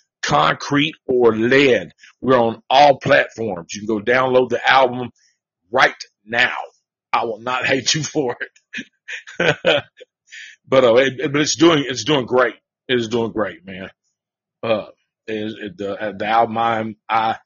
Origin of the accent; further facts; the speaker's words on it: the South, United States; I'm from the South